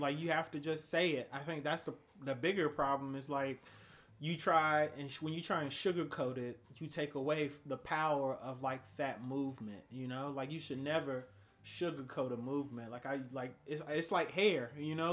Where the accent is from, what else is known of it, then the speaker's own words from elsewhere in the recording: Atlanta, Georgia, United States; moved away; I'm from Atlanta, Georgia. This is how we normally dress in Atlanta